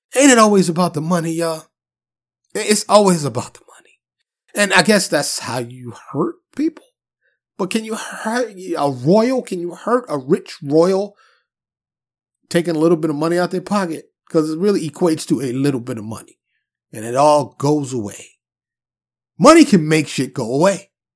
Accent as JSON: {"language": "English", "town": "New York City", "region": "New York", "country": "United States", "tie": "born or raised there", "said": "I was born and raised in New York City, Harlem and the Bronx"}